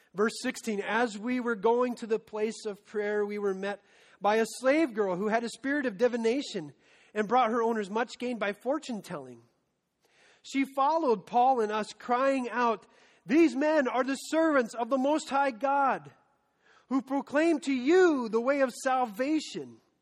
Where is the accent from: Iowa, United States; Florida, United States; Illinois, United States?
Iowa, United States; Story City; when I was 16, I was part of a high school ministry in my hometown of Story City